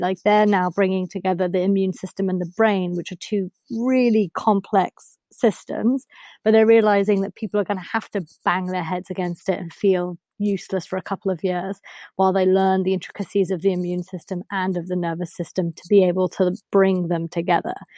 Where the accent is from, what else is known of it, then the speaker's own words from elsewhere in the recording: Germany; also born or lived in United States; now in United Kingdom; I grew up in Germany